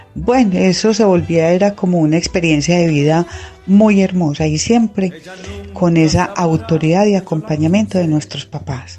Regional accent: Sonsón, Antioquia, Colombia; yo soy de Sonsón, eh, con una familia muy numerosa

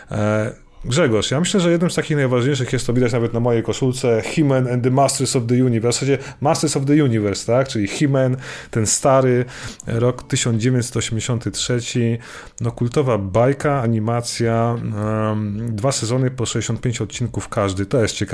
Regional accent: Poland; wychowaliśmy się na tym, bo tylko to było w telewizji w Polsce, tam wiecie, w latach 80. i na przełomie lat 80.

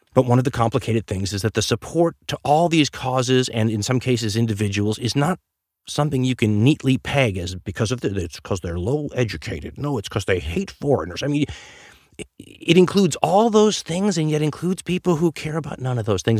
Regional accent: United States; as an American

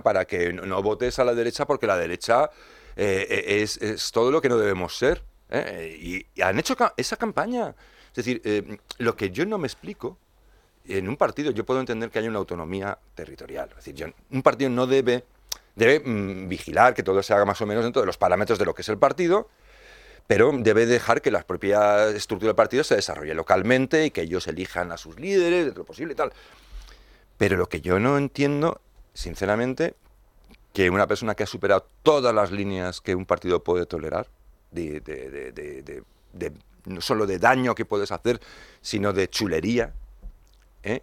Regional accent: Madrid, Community of Madrid, Spain; como madrileño los comprendo

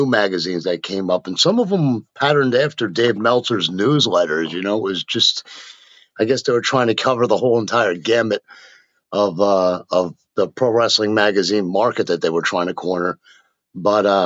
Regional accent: New Jersey, United States; moved away; also born or lived in Memphis; Born and raised in Jersey

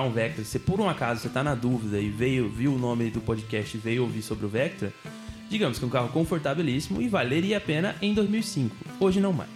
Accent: São Sebastião, Brazil; nós somos de São Sebastião

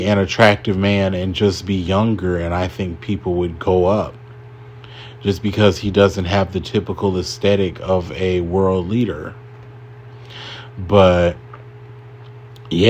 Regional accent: United States; as an American

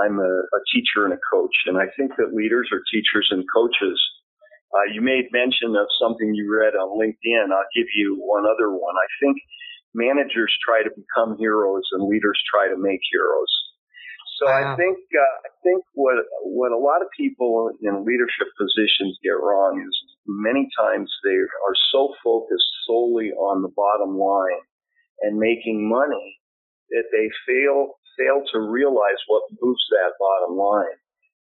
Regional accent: Southern California, United States; also born or lived in Bend, Oregon / Irvine, California; now in Claremont, United States; I grew up in Southern California

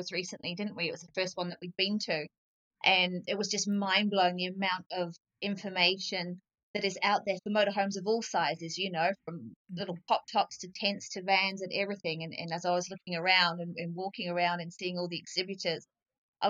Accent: England, United Kingdom; also born or lived in Coromandel, New Zealand; now in New Zealand; I grew up in England

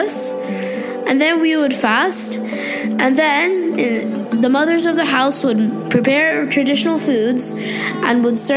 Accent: Pakistan; I'm from Pakistan.

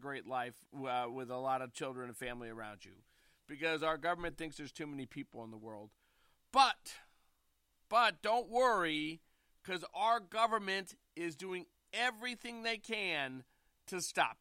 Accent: St. Louis, Missouri, United States; The West End stories are from growing up in the Central West End of St. Louis, Missouri

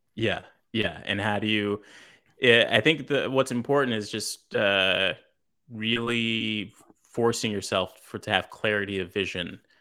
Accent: Los Angeles, California, United States; I grew up in South Central L A.

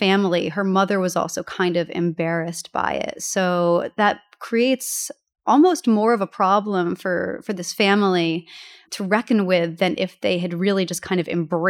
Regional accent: United States; moved away; the Hudson River, which my hometown is located next

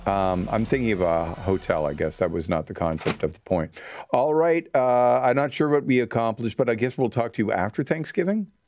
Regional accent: Canada

